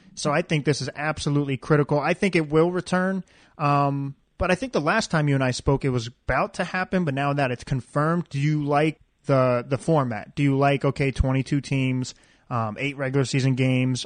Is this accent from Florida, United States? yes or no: yes; Daytona Beach, Florida, United States; I'm obviously from Daytona Beach, Florida